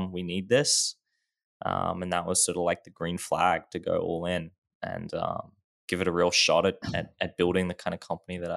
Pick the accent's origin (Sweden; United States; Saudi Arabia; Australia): Australia; Sure. Um, I guess always been in Australia. It's a great place to live.